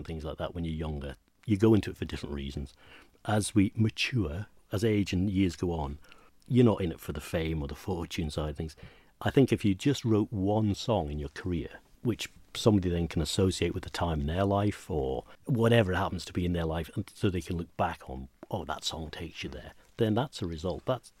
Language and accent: English; Inchmarnock, Scotland, United Kingdom; Well, where we grew up on Inchmarnock, we were fortunate enough to find some amazing artifacts, historical artifacts.